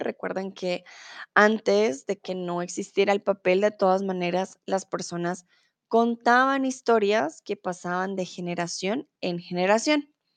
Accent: Colombia; also born or lived in Mexico; now in Germany; soy de Colombia, comúnmente vivo en Alemania, ahora estoy en México

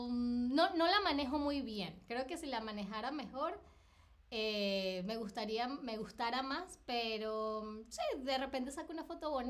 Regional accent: Caracas, Capital District, Venezuela; now in Berlin, Germany; 2018, eh, en septiembre de 2018 me vine de Caracas a Berlín.

